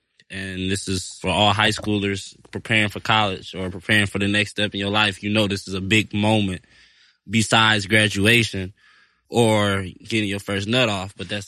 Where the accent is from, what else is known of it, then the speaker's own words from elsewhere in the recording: Detroit, Michigan, United States; I'm from Detroit, Michigan, and I've been farming since I was 8 years old.